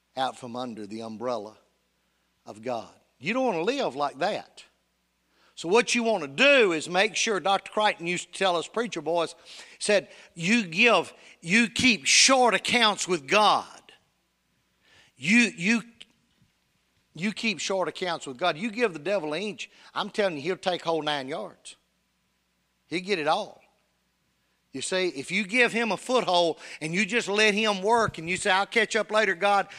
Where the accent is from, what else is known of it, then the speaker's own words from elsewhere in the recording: Union City, United States; Union City, my hometown